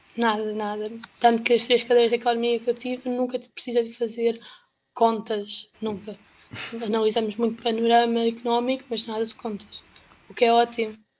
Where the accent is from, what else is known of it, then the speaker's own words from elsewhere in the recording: Caldas da Rainha, Centro, Portugal; eu sou das Caldas da Rainha